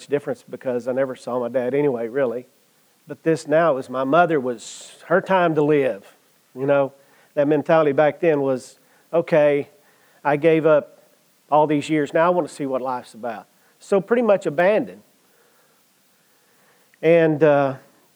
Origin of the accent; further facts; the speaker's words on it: Comanche, United States; I grew up in Comanche